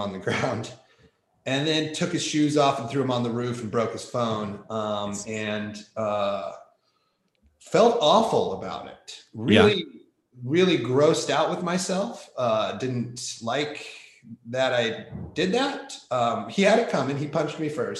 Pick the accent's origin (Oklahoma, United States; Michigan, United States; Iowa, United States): Iowa, United States; I grew up wrestling in Iowa, from Iowa.